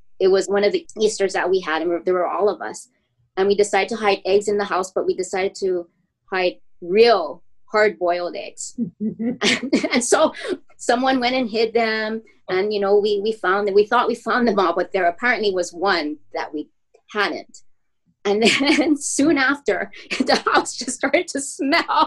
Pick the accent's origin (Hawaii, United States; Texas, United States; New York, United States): Hawaii, United States; Honolulu; I grew up in the Aina Haina area